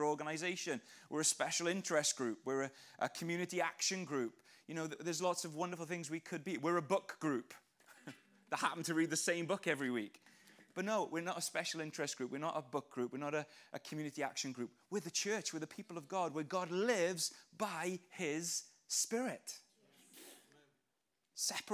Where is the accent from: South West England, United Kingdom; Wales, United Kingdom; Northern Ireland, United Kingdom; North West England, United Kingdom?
Wales, United Kingdom; now in England, United Kingdom; I describe myself as a man from Wales, living in England, born from above. Because that's where my identity actually lies. I love being Welsh, I love living in England